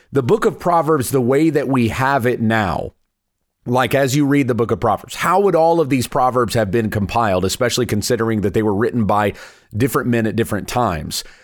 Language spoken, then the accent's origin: English; South Carolina, United States; moved away; I'm a Southern boy at heart. I was born in South Carolina.